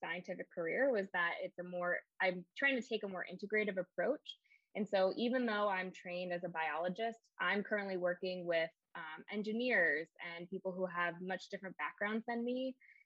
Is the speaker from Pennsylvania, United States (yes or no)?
yes; Pennsylvania, United States; moved away as an adult; also born or lived in Wilmington, North Carolina; I'm originally from Pennsylvania